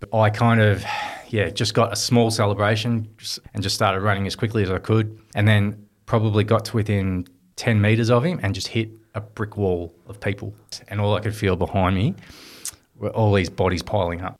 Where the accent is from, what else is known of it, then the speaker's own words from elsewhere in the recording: Swan Hill, Victoria, Australia; also born or lived in Melbourne; growing up in Swan Hill, it was, uh, just a dream to, to play in a premiership